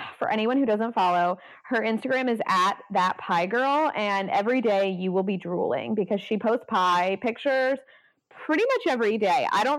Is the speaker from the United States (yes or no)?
yes; Hockessin / Pike Creek, Delaware, United States; obviously we grew up in the Hokesson, Pike Creek kind of area.